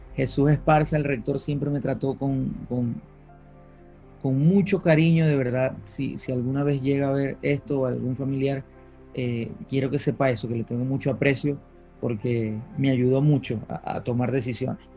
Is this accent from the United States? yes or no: no; Maracaibo, Zulia, Venezuela; moved away as an adult; now in Madrid, Spain; yo nací en Maracaibo, eh, viví hasta los 28 años en Maracaibo. Crecí en una familia muy bonita